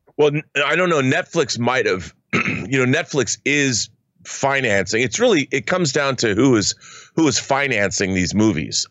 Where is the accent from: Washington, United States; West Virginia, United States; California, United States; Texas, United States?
Washington, United States; in Washington State, in my home state